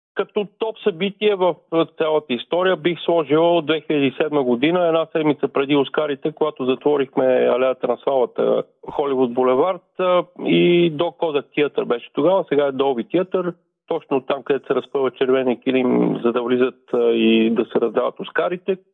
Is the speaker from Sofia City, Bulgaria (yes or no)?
yes; Sofia, Sofia City, Bulgaria; moved away as an adult; now in Los Angeles, United States; родих се в София, в столицата. Завърших инженерство 87 година